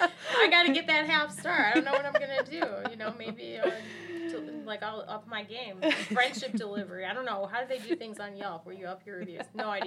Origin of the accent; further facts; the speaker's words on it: Michigan, United States; I am from Michigan, born and raised. I've never lived anywhere else in my life.